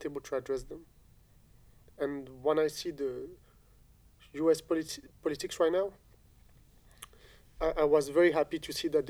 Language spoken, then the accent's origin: English; France; English is a second language; also born or lived in Algeria; I grew up in France. I've been educated in France. I went to school in France